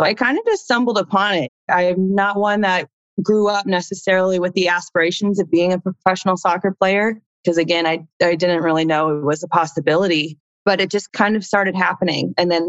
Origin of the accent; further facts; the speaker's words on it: Indiana, United States; moved away as an adult; also born or lived in Chile / Houston; growing up in Indiana